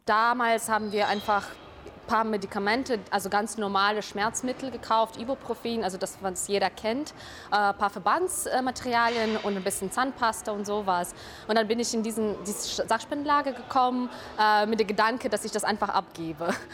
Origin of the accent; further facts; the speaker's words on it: Ukraine; German is a second language; now in Germany; Ich helfe meinem Heimatland und ich helfe die Ukraine